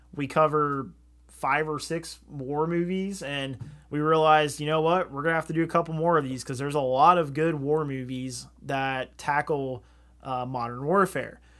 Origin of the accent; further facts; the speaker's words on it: Southern Ohio, United States; We're from Southern Ohio